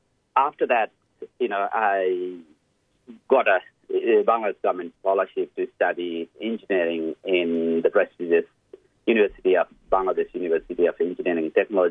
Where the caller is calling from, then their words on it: Blacktown, New South Wales, Australia; I'm dialing from Fairwater in Blacktown in Western Sydney